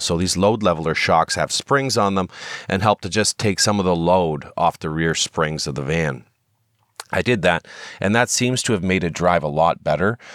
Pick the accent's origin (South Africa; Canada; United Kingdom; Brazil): Canada; we're Canadian citizens